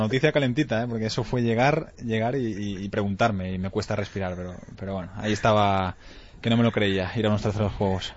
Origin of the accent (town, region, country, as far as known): Lleida, Catalonia, Spain; moved away